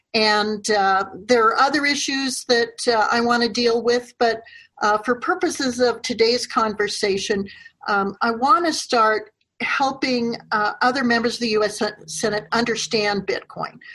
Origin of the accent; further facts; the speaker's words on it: Wyoming, United States; my home state of Wyoming